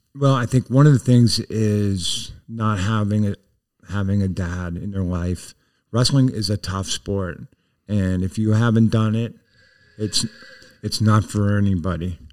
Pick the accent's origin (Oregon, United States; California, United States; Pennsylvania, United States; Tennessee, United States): Pennsylvania, United States; Plymouth; also born or lived in Back Mountain; we ended up moving to Plymouth in my kindergarten year